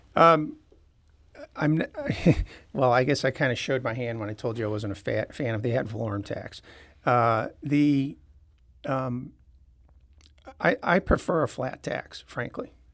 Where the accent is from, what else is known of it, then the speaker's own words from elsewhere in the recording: Clayton, Missouri, United States; moved away as an adult; also born or lived in San Diego, California / Atlanta, Georgia; I grew up in Clayton